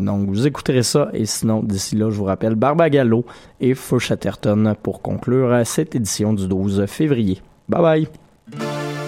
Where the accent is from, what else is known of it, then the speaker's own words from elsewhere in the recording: Quebec, Canada; plus près de chez nous, au Au Québec